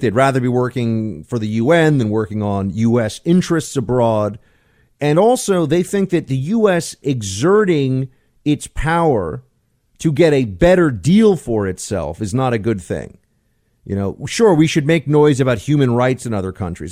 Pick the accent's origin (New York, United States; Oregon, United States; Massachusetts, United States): New York, United States; I'm from New York